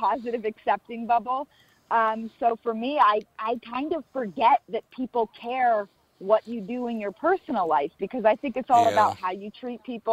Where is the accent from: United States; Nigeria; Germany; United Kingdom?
United States; Florida; now in Los Angeles, United States; I'm from Florida originally